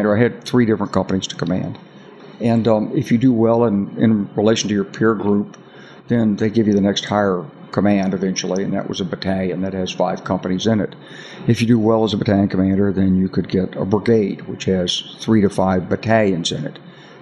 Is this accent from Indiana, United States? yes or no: no; Arkansas, United States; I'm from Arkansas. You know, I grew up with guns.